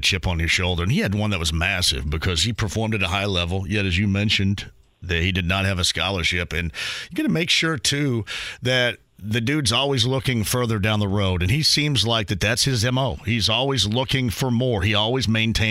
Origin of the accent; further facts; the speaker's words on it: Southern Indiana, United States; I'm from Southern Indiana, too